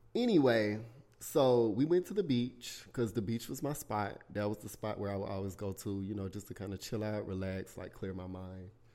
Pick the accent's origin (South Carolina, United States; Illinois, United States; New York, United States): South Carolina, United States; born or raised there